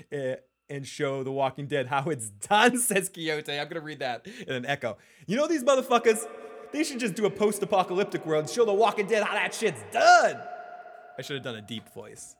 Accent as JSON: {"language": "English", "town": "Boston", "region": "Massachusetts", "country": "United States", "accent": "Boston", "said": "my Boston accent"}